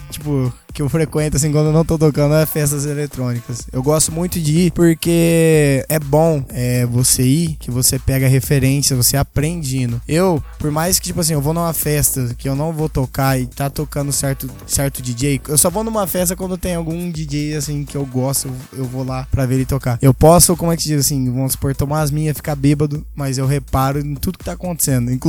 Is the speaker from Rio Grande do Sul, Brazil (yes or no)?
no; Mirassol, São Paulo, Brazil; eu já toquei no rodeio da minha cidade, Mirassol